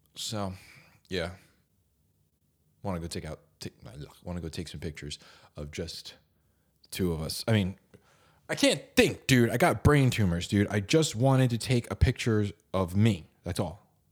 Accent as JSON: {"language": "English", "region": "New Jersey", "country": "United States", "said": "I'm from New Jersey"}